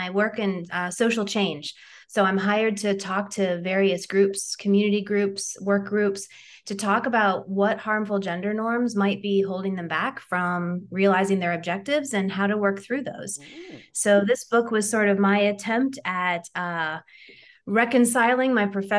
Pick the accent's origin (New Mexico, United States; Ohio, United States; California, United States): Ohio, United States; I'm from Ohio. And so, you know, Midwestern values, we tend to hold the door open for folks.